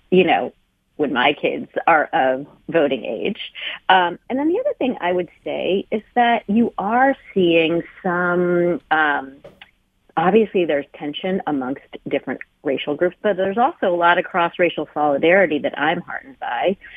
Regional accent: United States; I'm Chinese American

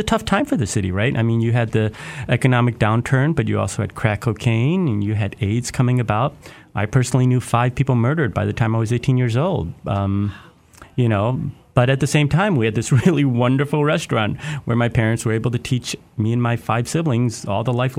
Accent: Detroit, Michigan, United States; I grew up in Detroit

